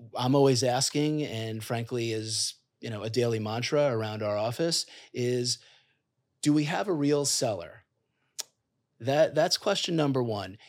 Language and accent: English; New York City, New York, United States; I'm a kid from Queens, came from modest beginnings